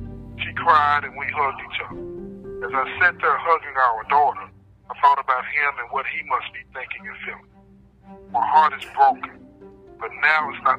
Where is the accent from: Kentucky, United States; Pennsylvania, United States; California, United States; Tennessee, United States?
Tennessee, United States; Nashville; Chris and I grew up together in Nashville.